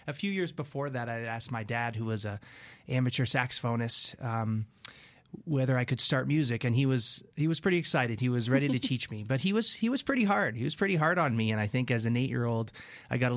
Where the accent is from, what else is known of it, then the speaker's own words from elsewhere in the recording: Canada; now in Fort Collins, United States; you probably hear it. I'm from Canada originally.